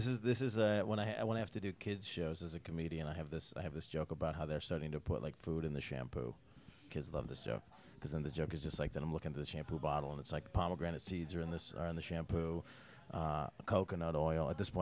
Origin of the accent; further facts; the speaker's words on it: Syracuse, New York, United States; also born or lived in Albany, New York; now in Las Vegas, United States; Where I grew up, Syracuse, we get Detroit snow.